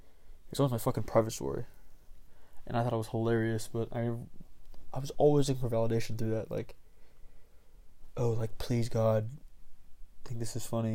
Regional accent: Marietta, Georgia, United States; I'm from Marietta, Georgia.

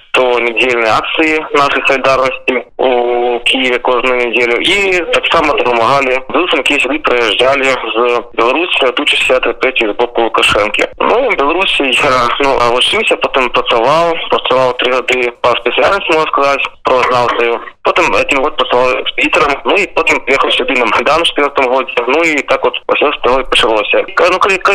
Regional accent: Starye Darohi, south of Minsk Region, Belarus; moved away as an adult; now in Kyiv, Ukraine; я сам родом со Старый Это такое место на полудне Минской области. Я в Украине живу уже с 14 года.

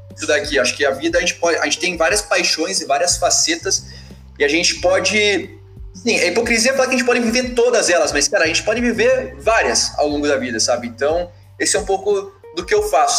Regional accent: Curitiba, Paraná, Brazil; sou, sou de Curitiba

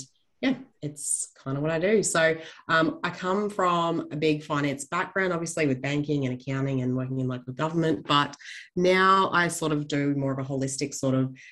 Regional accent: Gold Coast, Queensland, Australia; moved away as an adult; now in Longreach, Australia; I am based out in Longreach in Western Queensland. I am actually originally from the Gold Coast of all places

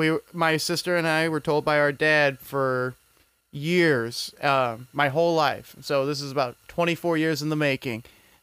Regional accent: United Kingdom; I'm British. That's the other majority.

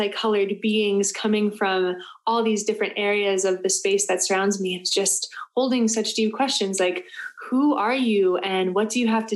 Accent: Florida, United States; I was born and raised in Florida

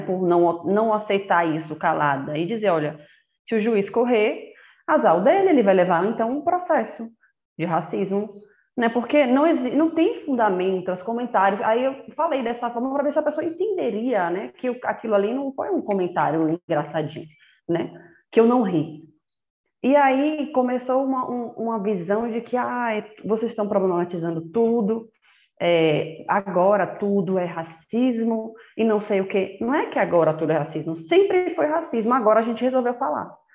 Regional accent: Salvador, Bahia, Brazil; moved away as an adult; Eu nasci em Salvador, cresci lá com meus irmãos

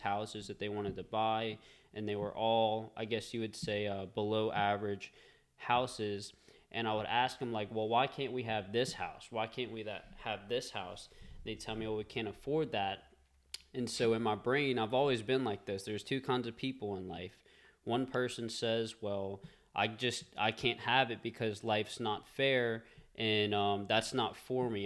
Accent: Covington, Louisiana, United States; also born or lived in Madisonville, Louisiana; I grew up in Covington, and I live in Madisonville now

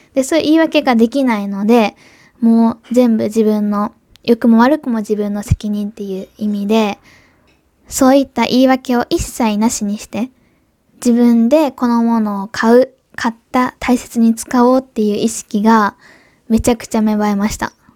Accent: Kobe, Hyogo, Japan; accent: Kansai dialect; also born or lived in Osaka / Germany / Tokyo; 私、今東京じゃなくて神戸、地元に帰ってきているんですけ

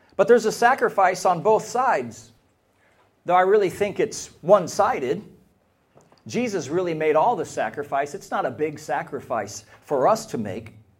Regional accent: United States; now in Ireland; As an American

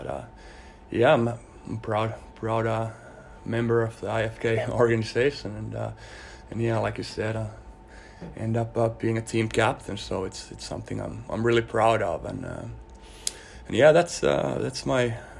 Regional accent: Helsinki, Uusimaa, Finland; I grew up in Helsinki, Finland.

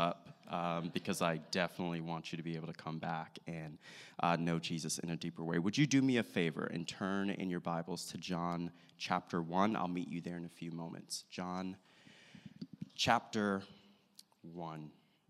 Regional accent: St. Petersburg, Florida, United States; So I hail from St. Petersburg, Florida. If you don't know it, it's Tampa Bay.

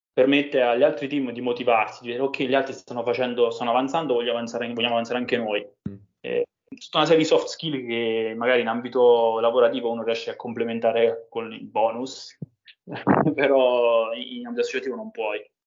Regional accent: Roccaraso, Abruzzo, Italy; Roccaraso, che è il mio paese di origine, nelle montagne abruzzesi

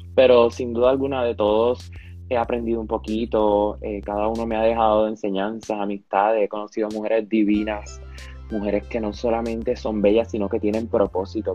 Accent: Panama; also born or lived in Ponce, Puerto Rico; nací en Panamá en el 2004, me mudé a Puerto Rico a los 11 meses y medio, hasta mis 4 años

